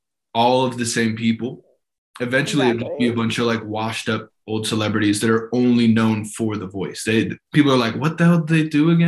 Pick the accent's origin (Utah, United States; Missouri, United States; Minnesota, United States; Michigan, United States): Utah, United States; also born or lived in Arizona / California; I'm from Utah. I mean, I guess, so born in Arizona, raised in Utah, moved to California, back in Utah.